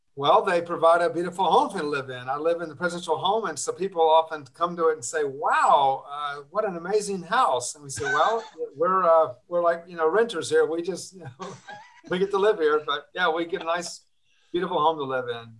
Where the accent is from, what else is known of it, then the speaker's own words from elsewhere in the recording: Atlanta, Georgia, United States; I was born in Georgia, and uh, very early on, I, I, happened to grow up in a, an exclusively Jewish neighborhood in Atlanta.